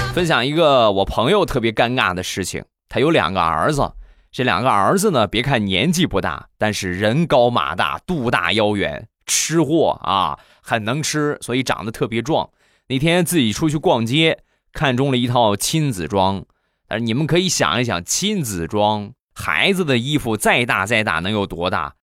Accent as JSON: {"language": "Chinese", "town": "Rizhao", "region": "Shandong", "country": "China", "tie": "born or raised there", "said": "我们家乡的特产，日照绿茶"}